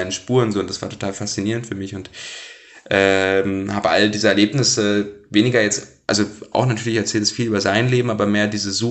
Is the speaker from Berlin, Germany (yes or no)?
no; Blankenburg, Saxony-Anhalt, Germany; also born or lived in Wernigerode; Wernigerode bin ich geboren, Blankenburg in der Stadt daneben aufgewachsen, aber Wernigerode würde ich als meine Heimat sozusagen sehen, Sachsen-Anhalt im Harz